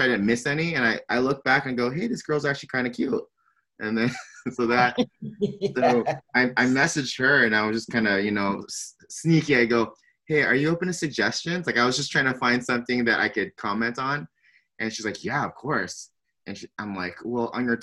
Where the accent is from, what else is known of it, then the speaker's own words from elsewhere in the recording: San Diego, California, United States; born and raised in San Diego, California